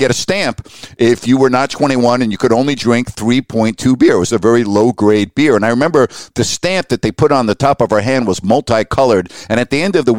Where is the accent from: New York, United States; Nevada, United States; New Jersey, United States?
New York, United States; we still grew up without cell phones, the capabilities of the internet. We didn't have the ability to listen to Chick Hearn do the Lakers or Bill King do the Warriors growing up in New York.